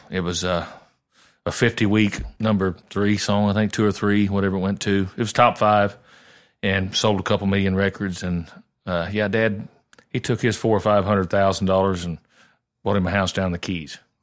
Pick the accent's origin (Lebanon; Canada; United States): United States; Southern Illinois; moved away as an adult; now in Nashville, United States; I had a pretty good little regional following where I grew up in Southern Illinois